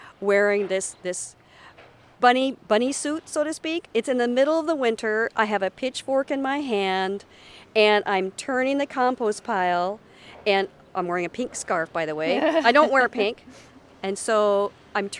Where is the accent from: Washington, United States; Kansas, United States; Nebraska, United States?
Washington, United States; Tacoma; now in Kodiak, United States; when I was growing up in Washington State